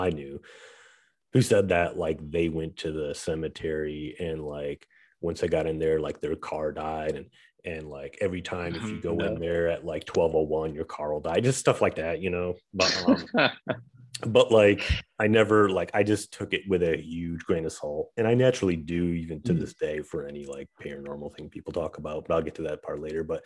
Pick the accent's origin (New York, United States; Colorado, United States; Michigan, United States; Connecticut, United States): Michigan, United States; Saginaw; there's this cemetery near my hometown where I grew up. In Saginaw, Michigan